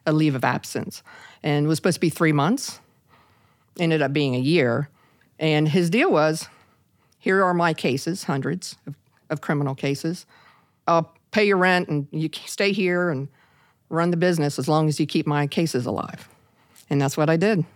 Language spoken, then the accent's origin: English; Parkersburg, West Virginia, United States; in my hometown of a little town of Parkersburg, West Virginia